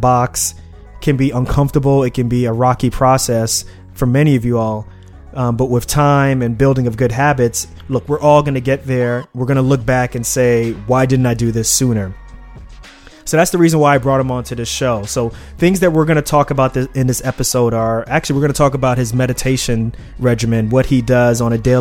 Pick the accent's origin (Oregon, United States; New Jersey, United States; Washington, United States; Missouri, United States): New Jersey, United States; Newark; from Newark, New Jersey, my hometown